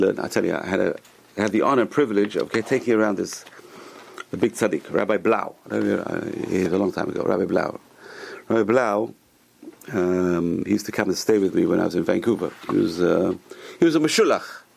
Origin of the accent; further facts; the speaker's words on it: England, United Kingdom; when I was a kid, growing up in England